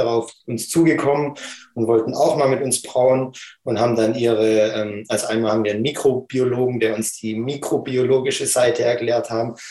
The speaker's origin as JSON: {"language": "German", "town": "Stuttgart", "region": "Baden-Württemberg", "country": "Germany", "tie": "born or raised there", "said": "als ich aufgewachsen bin in Stuttgart"}